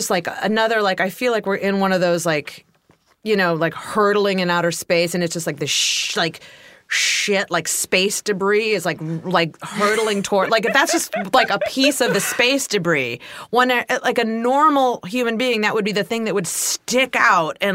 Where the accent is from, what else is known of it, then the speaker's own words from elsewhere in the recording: Ohio, United States; even though I'm from Ohio